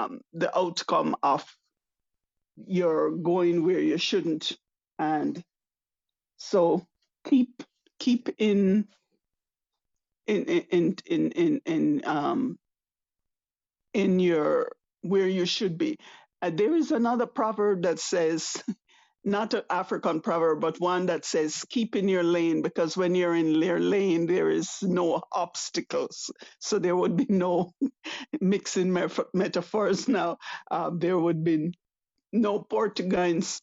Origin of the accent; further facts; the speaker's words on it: Jamaica; now in Canada; I am Jamaican by birth, living in Canada.